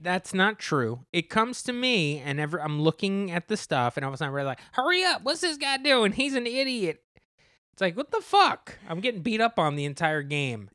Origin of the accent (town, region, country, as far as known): New Jersey, United States